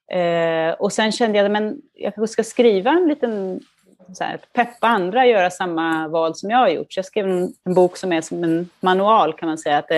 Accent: Duvnäs, Stockholm County, Sweden; now in Milan, Italy; jag växte upp i, i Duvnäs då och cyklade till skolan

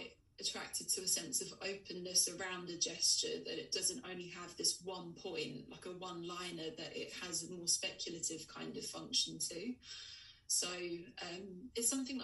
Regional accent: Essex, East of England, United Kingdom; I grew up in Essex, and like lad culture was really kind of quite big in the 90s and early 2000s

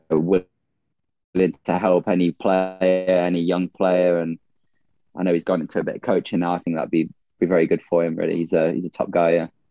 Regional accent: Nottingham, East Midlands, United Kingdom; moved away; also born or lived in Minnesota; back from my hometown really in Nottingham

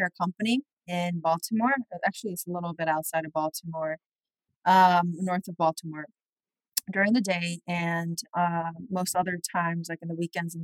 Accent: Seoul, South Korea; moved away as an adult; now in United States; I grew up in Seoul, South Korea

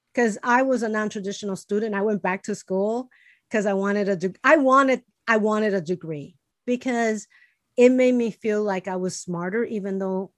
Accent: Chicago, Illinois, United States; English is a second language; I was born and raised in Chicago. We were poor

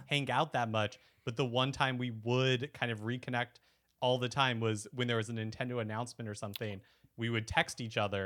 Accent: Bakersfield, California, United States; also born or lived in Salt Lake City, Utah; we moved to like Central California when I was six.

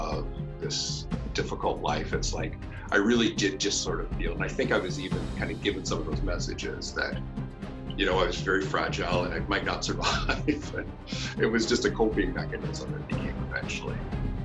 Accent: Campbellford, Ontario, Canada; I grew up in a small little hockey town in Canada in the 70s called Campbellford

